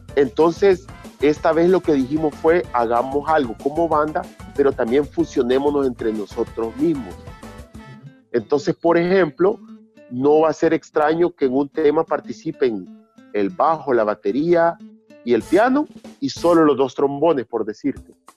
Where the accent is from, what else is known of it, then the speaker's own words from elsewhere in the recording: Chalchuapa, Santa Ana, El Salvador; now in San Salvador, El Salvador; yo vengo de un pueblo también, yo soy de Chalchuapa, del interior del país